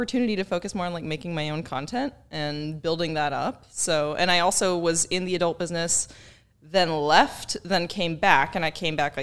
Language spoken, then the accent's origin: English; Texas, United States; moved away as an adult; now in Kentucky, United States; I'm actually from Texas